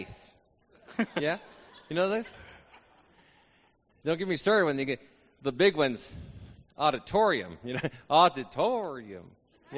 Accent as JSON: {"language": "English", "town": "Albuquerque", "region": "New Mexico", "country": "United States", "moved": "as an adult", "lives_now": "Texas, United States", "said": "I'm from Albuquerque, and I don't have an accent"}